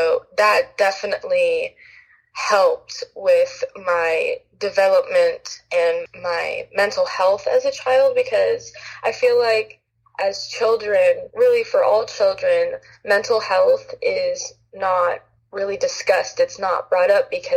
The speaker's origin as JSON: {"language": "English", "town": "Los Angeles", "region": "California", "country": "United States", "tie": "born or raised there", "said": "I grew up in Los Angeles, California"}